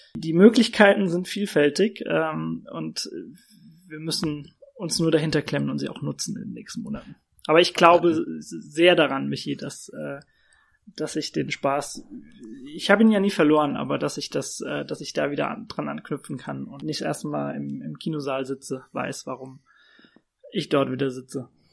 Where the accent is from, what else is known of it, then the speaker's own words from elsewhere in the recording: Worms, Rhineland-Palatinate, Germany; moved away as an adult; now in Frankfurt, Germany; ich komme ja selbst aus Worms